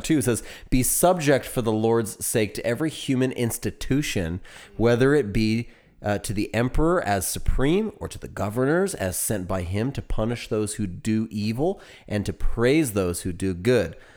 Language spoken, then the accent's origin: English; United States; now in Texas, United States; I am an American.